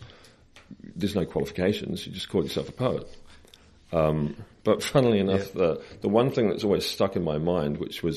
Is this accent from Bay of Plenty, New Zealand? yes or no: no; Hamilton, Waikato, New Zealand; I grew up in Hamilton